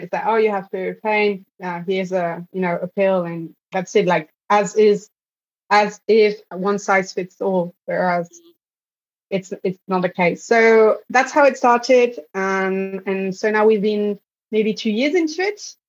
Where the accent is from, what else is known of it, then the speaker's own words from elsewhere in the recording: Belgium; I grew up in Belgium